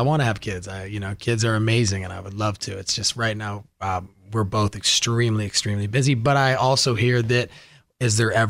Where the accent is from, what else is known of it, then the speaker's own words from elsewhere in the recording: Malibu, California, United States; Who I grew up with in Malibu.